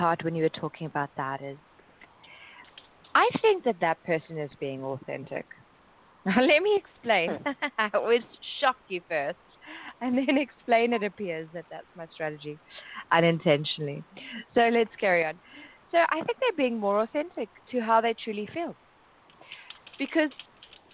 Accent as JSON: {"language": "English", "country": "South Africa", "moved": "yes", "lives_now": "Paris, France", "said": "I'm originally from South Africa"}